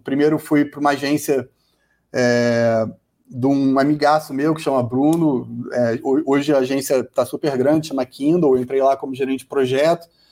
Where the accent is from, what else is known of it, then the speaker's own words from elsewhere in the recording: Rio de Janeiro, Brazil; sou do Rio, moro no Rio